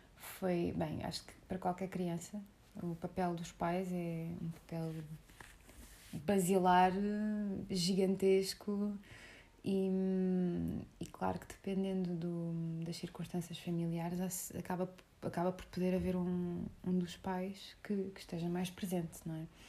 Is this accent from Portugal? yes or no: yes; Portugal; sou muito portuguesa por dentro